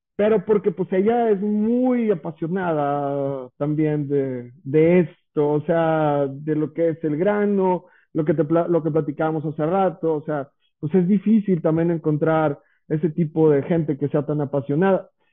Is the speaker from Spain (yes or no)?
no; Santiago, Nuevo León, Mexico; yo soy originario de Villa de Santiago